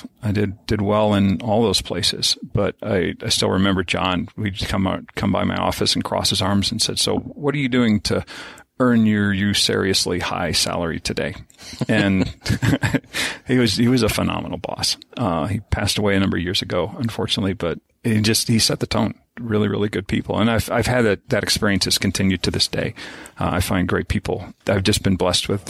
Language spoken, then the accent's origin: English; Kansas City, Kansas, United States; I grew up in Kansas City, Kansas